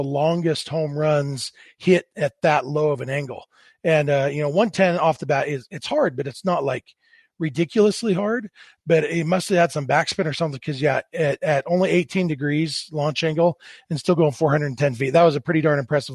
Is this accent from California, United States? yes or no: yes; Lake Elsinore, California, United States; now in Salt Lake City area, United States; my hometown, Lake Elsinore